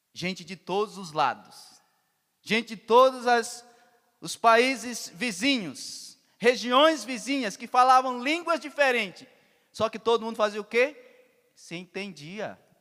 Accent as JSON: {"language": "Portuguese", "region": "Pará", "country": "Brazil", "moved": "yes", "said": "eu sou do Pará"}